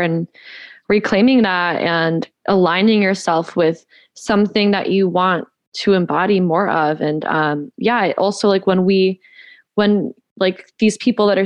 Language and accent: English; Georgia, United States; also born or lived in California; I'm originally from California, but I spent most of my adolescent life in Georgia. So yeah, I'm a Georgia peach